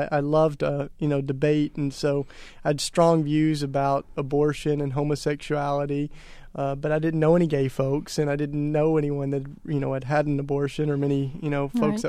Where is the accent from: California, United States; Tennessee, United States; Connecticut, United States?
Tennessee, United States; Well, I was raised in the Bible Belt down in East Tennessee, sort of suffocated with Christianity.